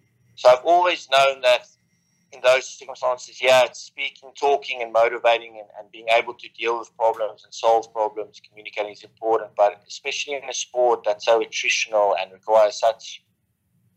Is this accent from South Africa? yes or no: yes; South Africa; growing up in South Africa, at a young age